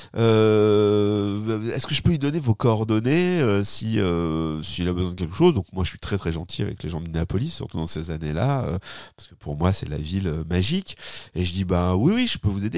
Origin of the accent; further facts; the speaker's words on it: France; accent: French; oui, j'ai un accent remarquable